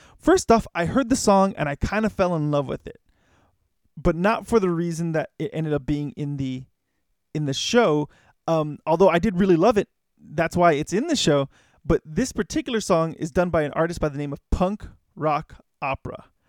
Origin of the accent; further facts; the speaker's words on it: Los Angeles, California, United States; I grew up in Hollywood, um, basically really close to Hollywood